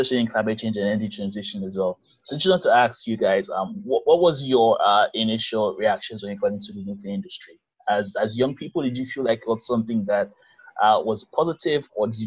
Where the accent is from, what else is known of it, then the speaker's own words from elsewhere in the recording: Nigeria; I'm from Nigeria